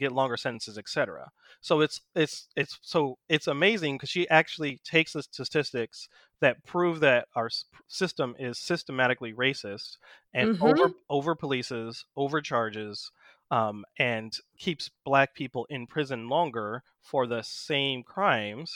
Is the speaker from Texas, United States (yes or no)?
no; the Bay Area, California, United States; I grew up in the Yay